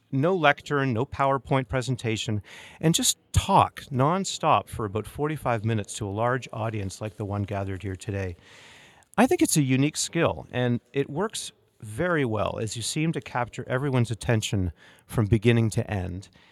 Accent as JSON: {"language": "English", "town": "Toronto", "region": "Ontario", "country": "Canada", "tie": "born or raised there", "said": "Toronto is my hometown"}